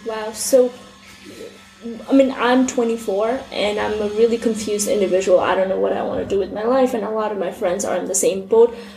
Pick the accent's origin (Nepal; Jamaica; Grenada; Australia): Nepal; I was born and raised in Nepal